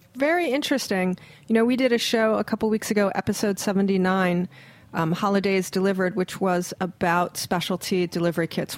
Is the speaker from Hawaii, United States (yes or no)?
yes; Hawaii, United States; I'm from Hawaii